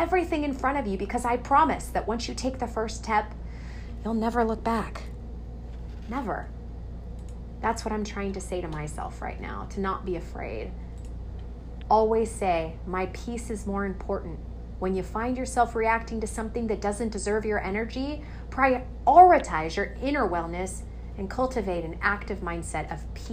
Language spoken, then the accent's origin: English; Coachella Valley, California, United States; I'm from Coachella Valley, California, one of the beautiful places in the world